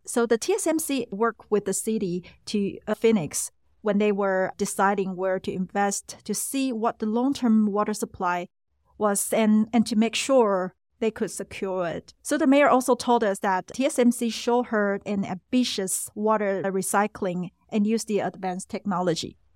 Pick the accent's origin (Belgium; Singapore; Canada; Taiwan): Taiwan; we came from Taiwan